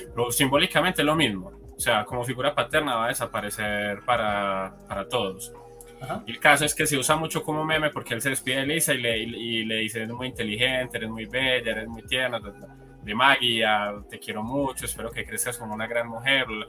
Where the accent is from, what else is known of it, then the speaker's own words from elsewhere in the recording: Colombia; aquí, por ejemplo, en mi país, en Colombia